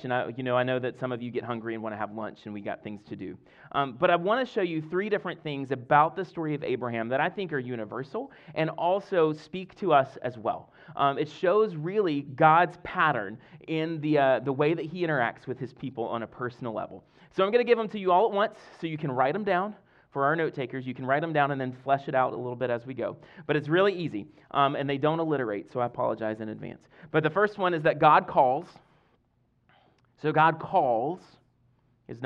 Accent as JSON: {"language": "English", "region": "Deep South Mississippi", "country": "United States", "tie": "born or raised there", "moved": "yes", "lives_now": "Fredericksburg, United States", "said": "I grew up in Deep South Mississippi"}